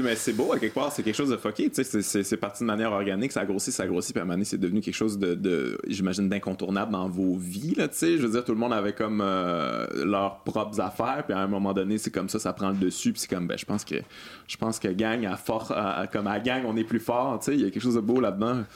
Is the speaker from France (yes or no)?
no; Lac-Beauport, Quebec, Canada; je viens du Lac Beauport